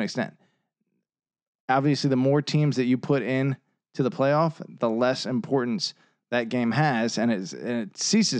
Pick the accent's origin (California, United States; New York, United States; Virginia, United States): Virginia, United States; So many people look, we're from Northern Virginia.